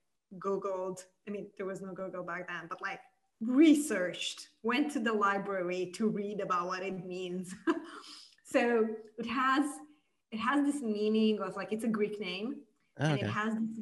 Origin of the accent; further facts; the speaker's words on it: Moldova; I was born and raised in Republic of Moldova